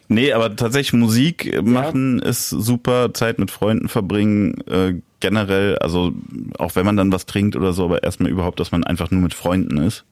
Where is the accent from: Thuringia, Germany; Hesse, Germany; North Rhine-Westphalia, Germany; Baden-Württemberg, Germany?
Hesse, Germany; Darmstadt; now in Berlin, Germany; wo ich aufgewachsen bin in Darmstadt